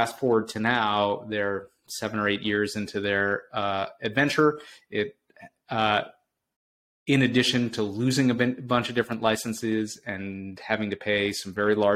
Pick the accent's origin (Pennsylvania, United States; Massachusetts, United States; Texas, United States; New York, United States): Massachusetts, United States; Boston; I'm from Boston, so I'm very partial to the city